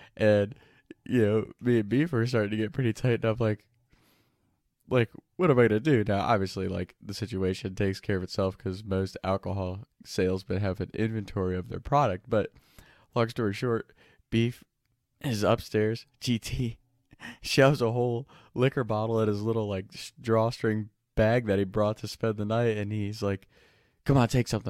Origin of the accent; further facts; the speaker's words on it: Kentucky, United States; the first friend I ever had growing up in Kentucky